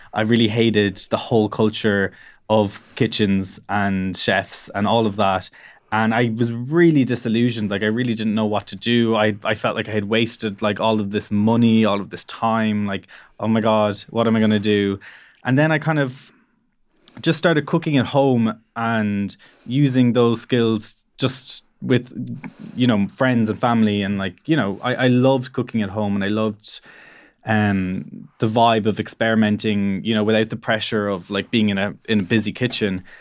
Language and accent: English; Cork, Munster, Ireland; I'm from the Harbour area, which, so I, I grew up near the city, uh, and went to school in the city